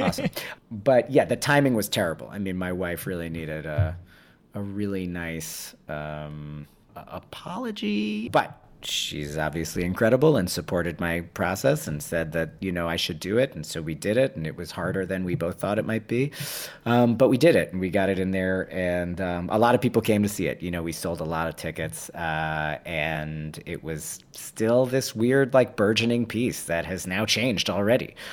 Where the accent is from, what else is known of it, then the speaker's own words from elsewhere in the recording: New York City, New York, United States; in my city, you know, where I was born in New York City